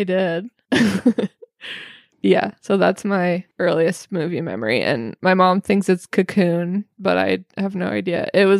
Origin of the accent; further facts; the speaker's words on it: Massachusetts, United States; also born or lived in New York; I am the only United States citizen on this podcast. I'm from Massachusetts.